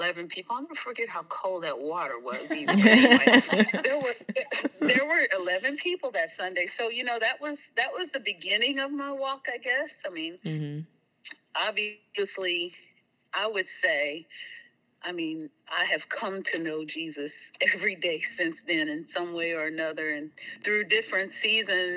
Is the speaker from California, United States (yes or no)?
no; Greensboro, North Carolina, United States; moved away; also born or lived in East Texas; I grew up in Greensboro, North Carolina